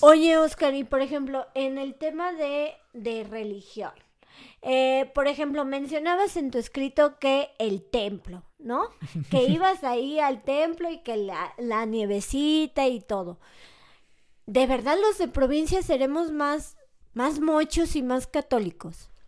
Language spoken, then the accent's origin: Spanish; Mexico; entre mexicanos